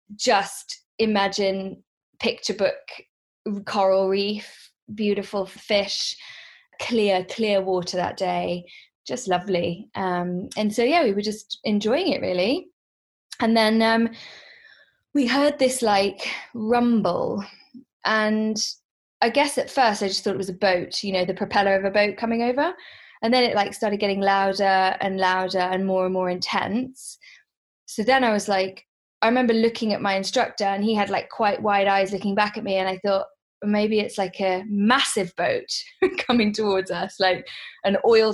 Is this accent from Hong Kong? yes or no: yes; Hong Kong; also born or lived in London, United Kingdom; I actually work in the pharmaceutical industry, and I grew up in Hong Kong. I was born in London, but I grew up most of my life in Hong Kong.